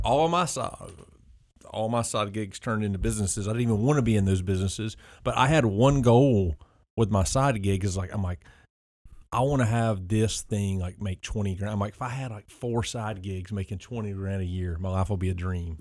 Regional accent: rural South, United States; that's kind of a rural South thing, 'cause it was just like that in my hometown

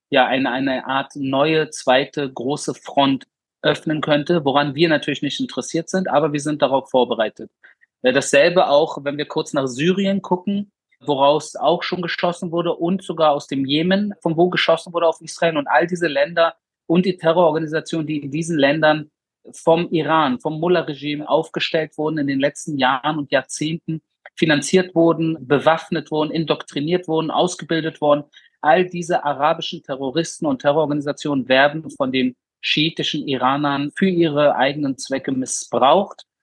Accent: Berlin, Germany; Ich bin in Berlin in den 90ern aufgewachsen, in einem äh, Migrantenbezirk namens Wedding. Und da bin ich als junger Jude extrem auch angefeindet wor

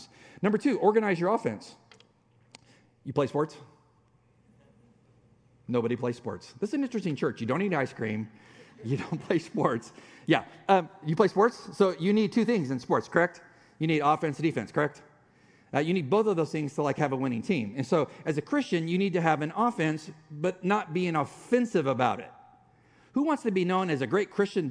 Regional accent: San Diego, California, United States; moved away as an adult; also born or lived in Dallas, Texas; we're from San Diego

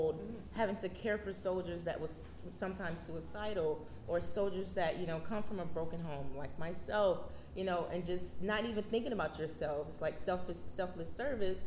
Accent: Miami, Florida, United States; moved away; also born or lived in Harlem, New York; I'm originally from Miami, Florida.

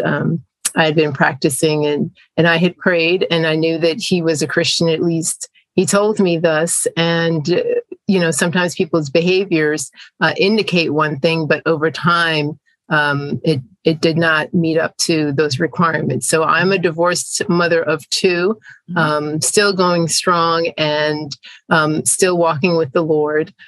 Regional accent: South Florida, United States; also born or lived in Jamaica; I'm an immigrant from Jamaica, which is a Caribbean island, um, English speaking, and my family migrated to the US when I was a child. And I grew up in South Florida

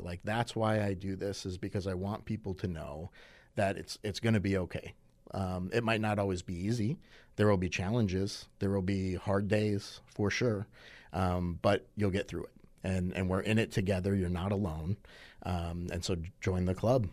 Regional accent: Madison, Wisconsin, United States; I was born in Madison

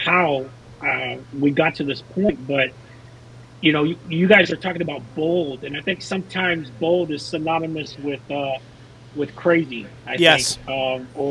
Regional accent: Houston, Texas, United States; I'm originally from Houston, grew up in Houston, Texas.

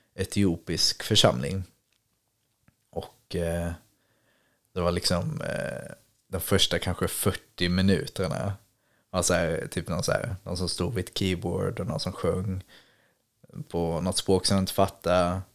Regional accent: Ängelholm, Skåne, Sweden; moved away; i Ängelholm där jag är ifrån

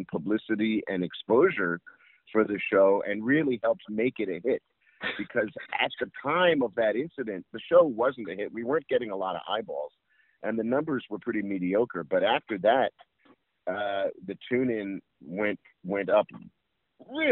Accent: New York City, New York, United States; I grew up in New York City

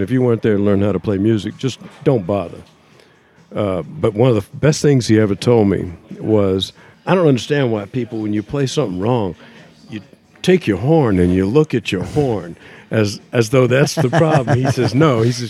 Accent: Lafayette, Louisiana, United States; Lafayette, Louisiana.

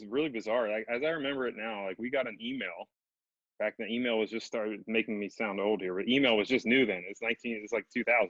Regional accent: Montgomery County, Maryland, United States; also born or lived in Knoxville, Tennessee; I'm a Beltway kid. I grew up in Montgomery County. I went to Montgomery Village Middle School, Watkins Mill High School.

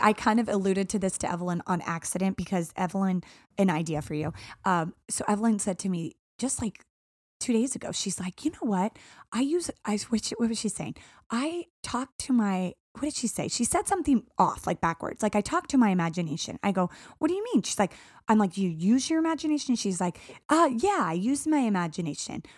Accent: Arizona, United States; growing up in Arizona

